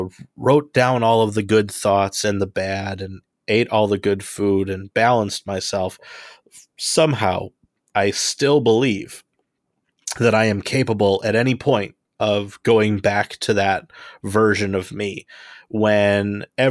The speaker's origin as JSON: {"language": "English", "town": "Homewood", "region": "Illinois", "country": "United States", "said": "I am from Homewood, Illinois."}